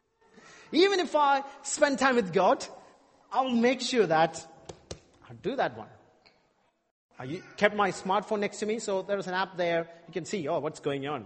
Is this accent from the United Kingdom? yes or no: no; India; I'm from India